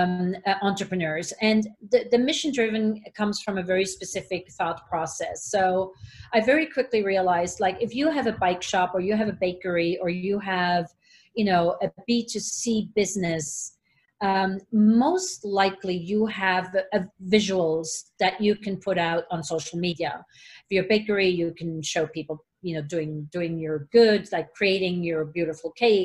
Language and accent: English; Switzerland; English is a second language; And I come in from Switzerland, and it was like, you know, I'm going to be here only for one semester.